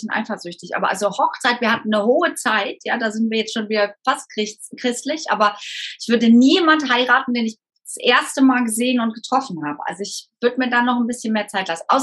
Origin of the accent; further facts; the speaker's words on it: Rhineland, Germany; Ich bin Rheinländerin, ich feiere irgendwie das Leben